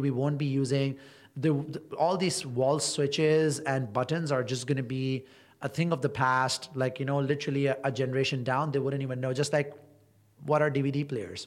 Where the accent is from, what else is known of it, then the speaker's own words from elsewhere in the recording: Toronto, Ontario, Canada; moved away as an adult; now in Dubai, United Arab Emirates; I am a Canadian and I've spent pretty much all my life in Toronto